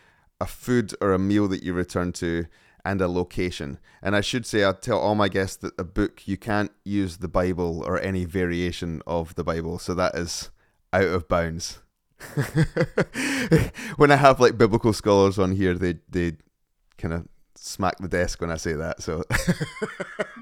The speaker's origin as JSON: {"language": "English", "region": "Scotland", "country": "United Kingdom", "said": "As a Scotsman"}